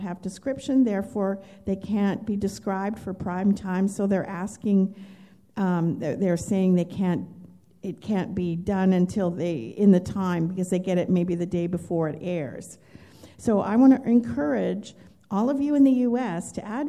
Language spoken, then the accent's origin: English; Canada; I'm from Canada